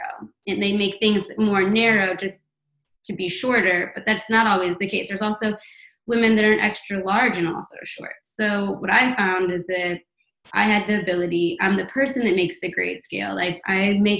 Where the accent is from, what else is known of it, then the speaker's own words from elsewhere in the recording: St. Louis, Missouri, United States; now in New York City, United States; I come to St. Louis, my hometown